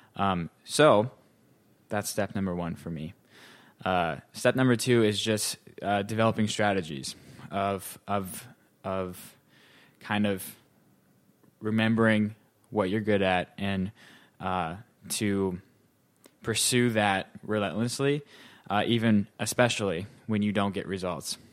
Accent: North Dakota, United States; moved away as an adult; also born or lived in Ohio; now in New York City, United States; I'm originally from North Dakota, um, so I grew up there.

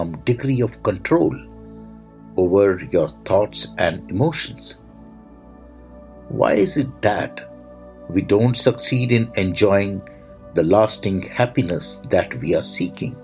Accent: India; I am the Indian monk

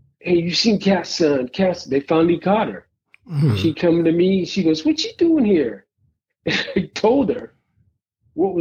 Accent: East Palo Alto, California, United States; growing up in East Palo Alto

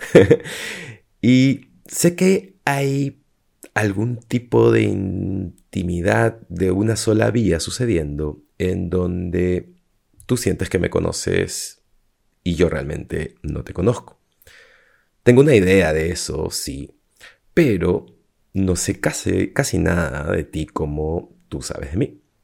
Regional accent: Peru; moved away as an adult; also born or lived in Lima, Peru / Cusco, Peru; now in Madrid, Spain; soy de Perú y ahora me he mudado a Madrid

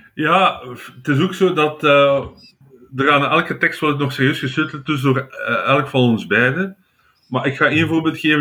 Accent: Flanders, Belgium; als Vlaming

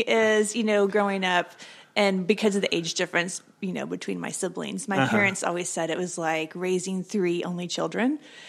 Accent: Tulsa, Oklahoma, United States; moved away as an adult; also born or lived in Africa; now in Siloam Springs, United States; I'm from Tulsa.

